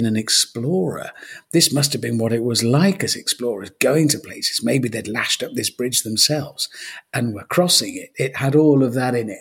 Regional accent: Birmingham, West Midlands, United Kingdom; moved away as an adult; also born or lived in London / Cheltenham; now in Ross-on-Wye, United Kingdom; I was born in Birmingham, raised in Birmingham

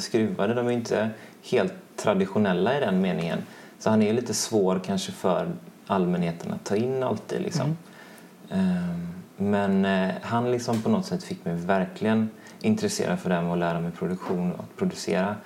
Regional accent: Mölnlycke, Västra Götaland, Sweden; jag är både uppvuxen i Mölnlycke och gått i skolorna i Mölnlycke

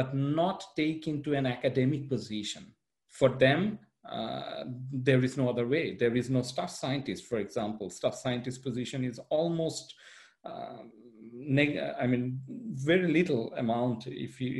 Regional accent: Bangladesh; moved away as an adult; also born or lived in Netherlands / Belgium / Austria; I'm originally from Bangladesh. I studied, worked in Netherlands, then Belgium, then Austria.

